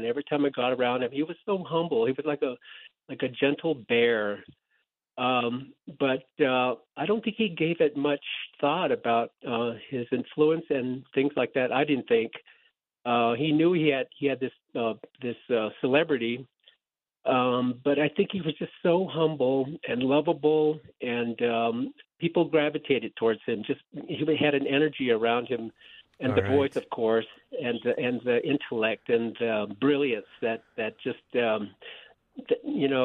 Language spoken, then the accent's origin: English; Dulce, New Mexico, United States; I grew up in Dulce, New Mexico